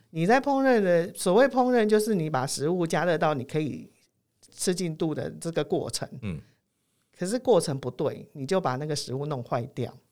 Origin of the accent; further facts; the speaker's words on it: Taiwan; 我们台湾人